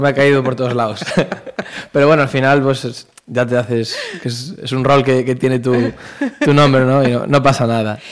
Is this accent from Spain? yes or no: yes; Pontevedra, Galicia, Spain; estamos en Pontevedra, pues esta es mi tierra